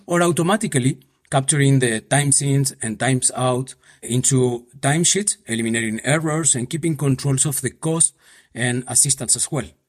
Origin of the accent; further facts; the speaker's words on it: Buenos Aires, Argentina; moved away as an adult; also born or lived in Paraguay / Mexico City, Mexico; now in Madrid, Spain; I was born in Paraguay, and when I s, I was just a baby, my parents moved to Argentina, so I grew up there in Buenos Aires.